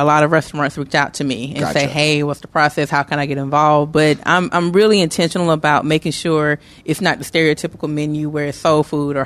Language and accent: English; Atlanta, Georgia, United States; now in Memphis, United States; I'm from Atlanta